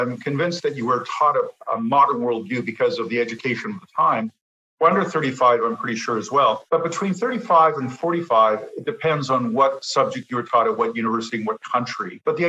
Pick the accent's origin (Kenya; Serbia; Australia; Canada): Canada; Toronto, Ontario; moved away as an adult; also born or lived in Los Angeles / Boston / Oxford / Regina; now in Montreal, Canada; I grew up in Toronto, went to school in LA and Boston at USC and Harvard, and then came back and worked for IBM for 11 years in Toronto, Regina and Hamilton